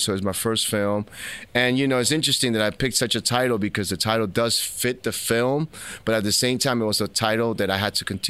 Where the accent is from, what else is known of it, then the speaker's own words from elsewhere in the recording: New York City, New York, United States; also born or lived in Philadelphia; I'm Dominican from Washington Heights.